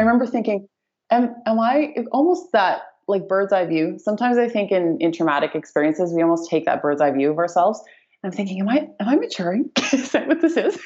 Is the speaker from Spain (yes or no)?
no; Canada; moved away as an adult; now in Bali, Indonesia; born and raised Canadian. I've lived in Canada my whole life